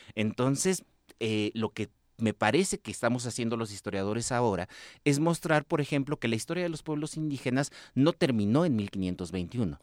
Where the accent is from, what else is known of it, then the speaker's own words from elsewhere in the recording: northern Mexico, Mexico; soy del norte de México